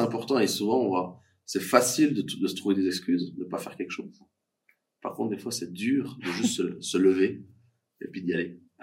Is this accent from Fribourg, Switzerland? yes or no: yes; Fribourg, Switzerland; je suis fribourgeois